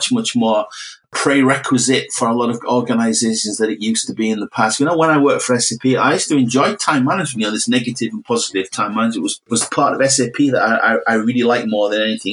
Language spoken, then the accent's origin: English; Middlesbrough, North East England, United Kingdom; I'm from Middlesbrough